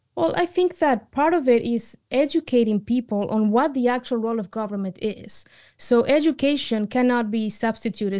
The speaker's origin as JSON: {"language": "English", "country": "Argentina", "moved": "yes", "lives_now": "United States", "said": "I immigrated to the United States from Argentina"}